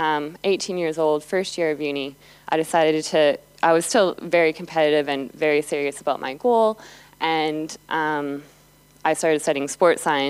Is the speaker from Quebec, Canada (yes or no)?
no; Calgary, Alberta, Canada; Calgary, and that's my hometown, that's where I grew up.